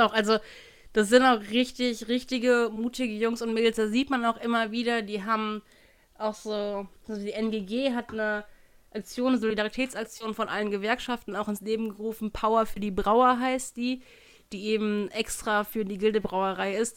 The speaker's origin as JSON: {"language": "German", "town": "Hannover", "region": "Lower Saxony", "country": "Germany", "tie": "born or raised there", "also_born_or_lived": "Cologne", "moved": "yes", "said": "mein Bier aus meiner Heimatstadt"}